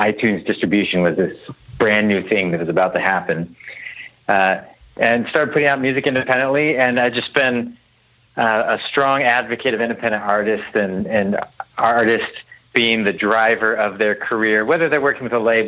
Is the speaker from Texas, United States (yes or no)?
no; San Diego, California, United States; moved away as an adult; also born or lived in Nashville; I grew up in San Diego, but wanted to pursue music and went to Nashville to college